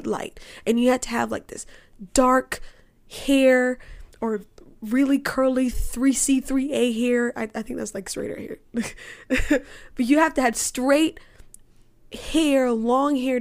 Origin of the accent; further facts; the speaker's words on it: Cayman Islands; also born or lived in United States; I grew up in the Cayman Islands. I still live in the Cayman Islands, even though I go to school in the United States